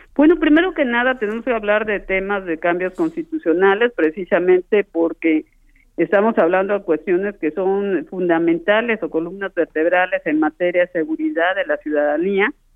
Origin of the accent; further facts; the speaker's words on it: Mexico; como pueblo mexicano